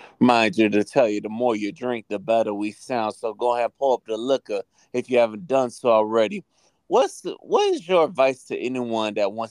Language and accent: English; St. Petersburg, Florida, United States; moved away; My hometown is St. Petersburg, Florida. Shout out to St. Pete. That's by Tampa, if you don't know. So it's the Tampa Bay area.